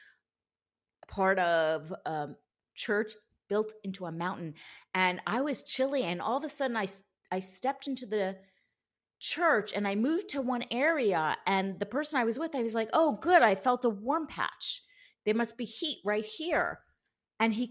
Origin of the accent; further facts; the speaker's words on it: New York, United States; I grew up in New York.